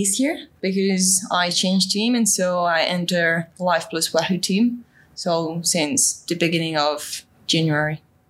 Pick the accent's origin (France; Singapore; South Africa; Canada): France; Toulouse, Occitania; I'm from France, south of France, Toulouse, like close to the Pyrenees, but far from Paris.